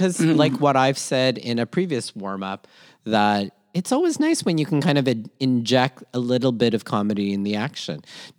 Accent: Toronto, Ontario, Canada; also born or lived in Manila, Philippines; born in Manila, Philippines, raised in Toronto, Canada, and schooled all over southwestern Ontario.

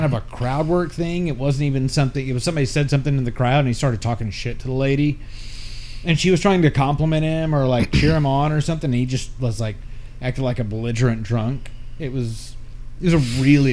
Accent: Texas, United States; growing up in Texas

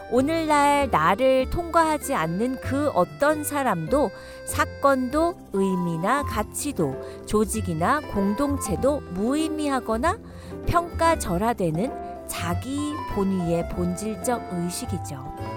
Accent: South Korea; moved away as an adult; now in Washington, United States; 한국에서 학교 다니던 때를 생각해보면 매점에서 사온 과자를 친구들하고 나눠 먹던 기억이 나는데요

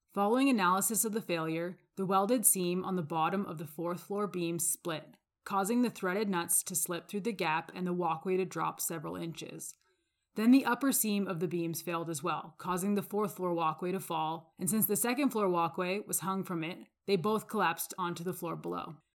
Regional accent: Calgary, Alberta, Canada; I'm from Calgary, Alberta.

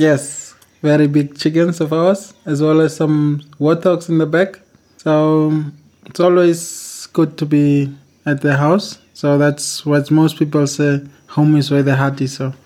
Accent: Windhoek, Khomas, Namibia; I'm from Namibia

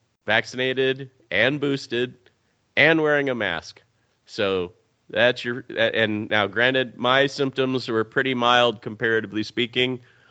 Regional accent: Kansas, United States; growing up in Kansas

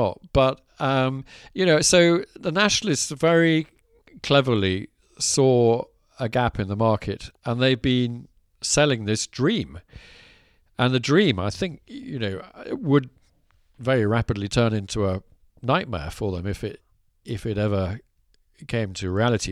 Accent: Scotland, United Kingdom; growing up in Scotland.

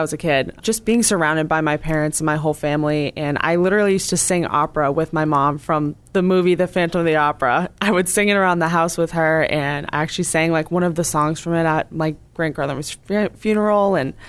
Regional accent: Cape Cod, Massachusetts, United States; I'm 24 years old. I was born and raised on the Cape

